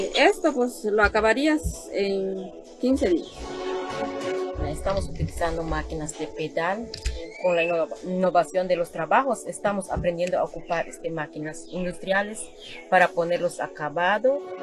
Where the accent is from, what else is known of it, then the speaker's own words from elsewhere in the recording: Xpichil, Quintana Roo, Mexico; soy originaria aquí de Espichil, del municipio de Felipe Carrillo Puerto